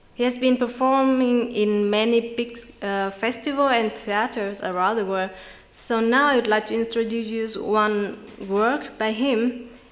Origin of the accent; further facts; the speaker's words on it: Vietnam; I come from Vietnam, a far and small country in South Asia